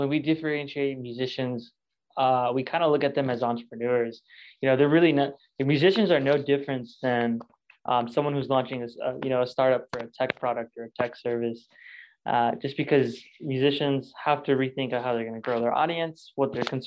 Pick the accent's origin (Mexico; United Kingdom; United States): United States; Lexington, Kentucky; I'm from Lexington, Kentucky, and I'm the creative director and founder at Working with Saint.